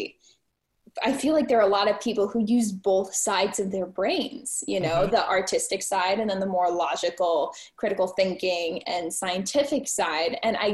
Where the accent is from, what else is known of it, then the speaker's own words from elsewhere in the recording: Midwest, United States; now in Buffalo, United States; I'm from the Midwest